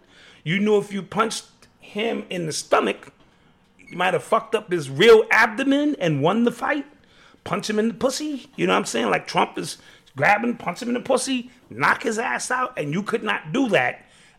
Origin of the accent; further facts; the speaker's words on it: Haiti; I'm from Haiti. You from Haiti.